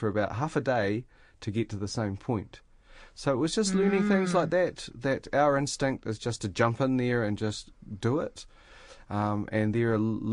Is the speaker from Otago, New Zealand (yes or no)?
yes; Dunedin, Otago, New Zealand; I was born and bred in Dunedin